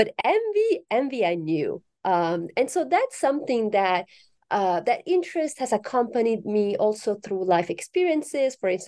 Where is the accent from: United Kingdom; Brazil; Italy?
Italy; I'm originally from Italy, so I correspond to the stereotype of the passionate Italian.